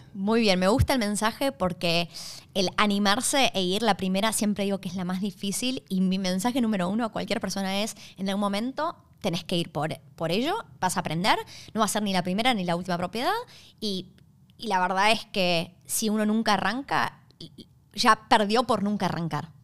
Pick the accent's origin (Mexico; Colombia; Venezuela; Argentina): Argentina; now in Australia; venimos de Argentina